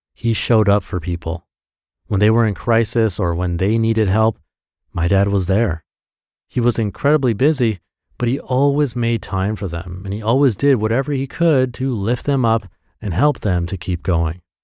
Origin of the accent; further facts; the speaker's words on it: Midwest, United States; a kid growing up in the Midwest